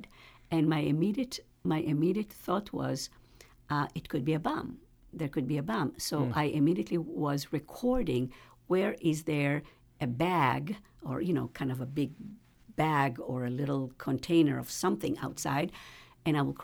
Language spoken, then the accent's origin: English; Israel; moved away as an adult; now in Richmond, United States; growing up in Israel